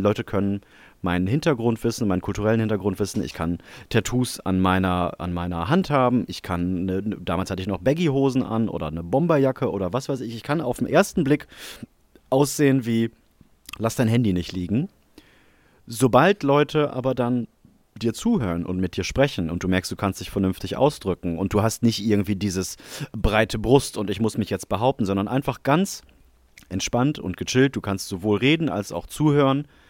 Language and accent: German; Germany; ich bin ja selber Deutscher